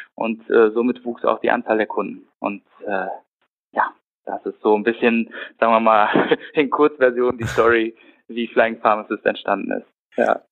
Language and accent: German; Düsseldorf, North Rhine-Westphalia, Germany; also born or lived in Aachen; bin in Düsseldorf geboren und aufgewachsen